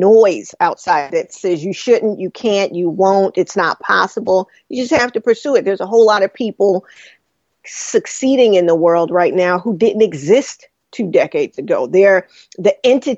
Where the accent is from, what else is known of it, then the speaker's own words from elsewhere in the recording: New York City, New York, United States; I grew up in Brooklyn